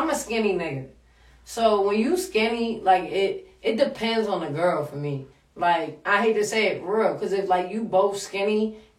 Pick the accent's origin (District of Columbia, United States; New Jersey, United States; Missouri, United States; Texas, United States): District of Columbia, United States; Washington; accent: DMV; now in New York City, United States; I'm from DC, yo.